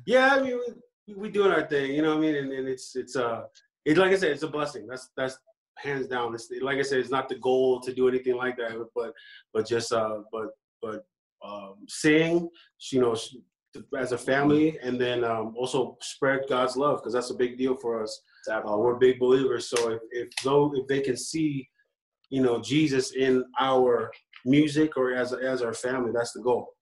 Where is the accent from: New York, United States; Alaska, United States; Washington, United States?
Alaska, United States; also born or lived in San Francisco, California / Hawaii; now in Las Vegas, United States; I was born in San Francisco and then we moved up to Alaska in like '98 of November